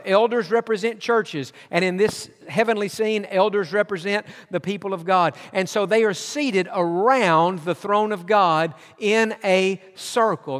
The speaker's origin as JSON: {"language": "English", "region": "East Tennessee", "country": "United States", "tie": "born or raised there", "also_born_or_lived": "Georgia", "moved": "yes", "said": "I was born in Georgia, but my childhood years was, were spent in East Tennessee"}